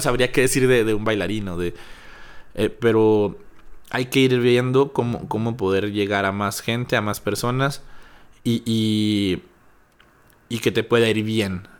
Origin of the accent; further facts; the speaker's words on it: Chávez, Coahuila, Mexico; now in Torreón, Mexico; yo no vivía aquí, soy de Chávez